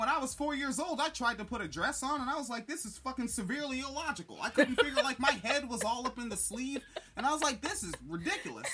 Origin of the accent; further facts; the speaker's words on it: the Northwest, Pacific Northwest, United States; I grew up in the Northwest